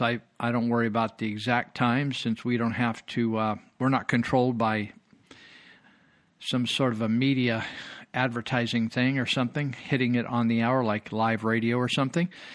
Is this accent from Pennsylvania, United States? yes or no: no; California, United States; I grew up here, I was born and raised in California.